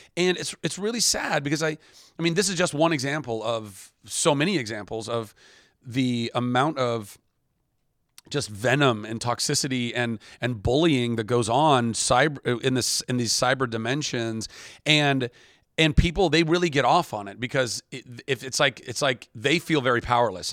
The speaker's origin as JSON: {"language": "English", "country": "United States", "said": "the American"}